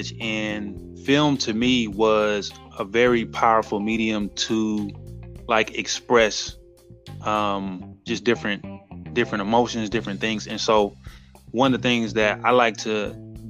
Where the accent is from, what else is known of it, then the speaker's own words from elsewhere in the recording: New Bern, North Carolina, United States; now in California, United States; I am a writer-director coming out of California, born and raised in New Bern, North Carolina